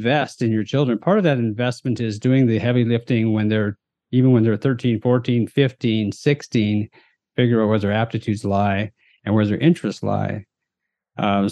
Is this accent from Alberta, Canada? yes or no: no; Chilliwack, British Columbia, Canada; as a Western Canadian, I grew up just outside of Vancouver in a small town called Chilliwack.